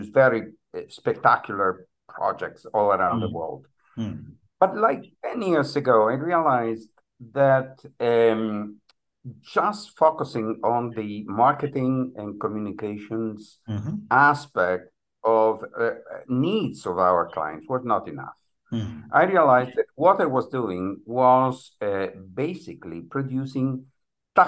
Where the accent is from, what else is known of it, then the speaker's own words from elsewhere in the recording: northern Italy, Italy; moved away as an adult; now in Miami, United States; I live in the U.S. I've been living here for the last 25 years, but I was born in Italy in a very small town in the northern part of the country